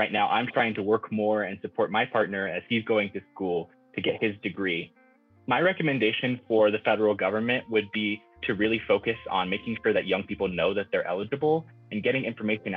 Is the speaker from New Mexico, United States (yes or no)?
yes; Farmington, New Mexico, United States; now in Albuquerque, United States; I'm originally from Farmington, New Mexico, but I live now in Albuquerque